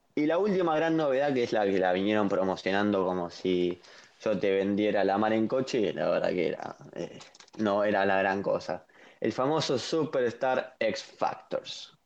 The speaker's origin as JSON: {"language": "Spanish", "country": "Argentina", "said": "soy argentino"}